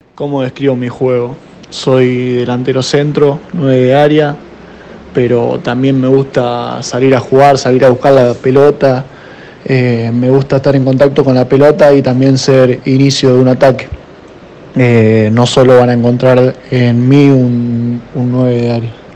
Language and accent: Spanish; Lincoln, Buenos Aires Province, Argentina; moved away as an adult; also born or lived in Coronel Du Graty, Chaco; Empecé a jugar de muy chiquito, a los cuatro años, en un club de Coronel Durati Chaco, Club Atlético Marcelino Garte. Después me fui a vivir a Lincoln, provincia de Buenos Aires, jugué en Rivadavia de Lincoln hasta los 14 años